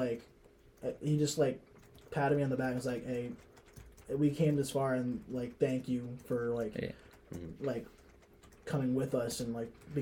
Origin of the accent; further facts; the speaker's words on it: next to St. Rose, New York, United States; now in Oswego, United States; St. Rose, which is right next to my hometown